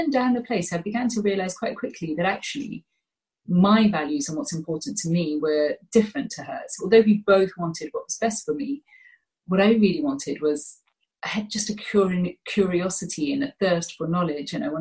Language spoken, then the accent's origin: English; Gloucestershire, South West England, United Kingdom; also born or lived in Birmingham / India (ancestry); And at the age of 7, my parents decided to move to Gloucestershire